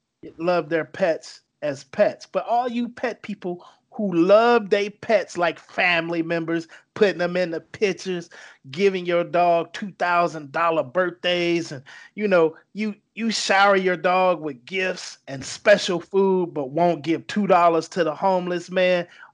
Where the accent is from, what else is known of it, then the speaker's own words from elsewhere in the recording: North Carolina, United States; Yeah, Richard Petty, man. Yes, right. That's why I'm from North Carolina.